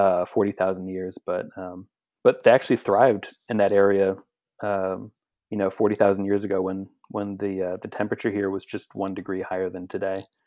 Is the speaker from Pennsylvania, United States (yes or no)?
yes; Philadelphia, Pennsylvania, United States; I'm from Philadelphia, Pennsylvania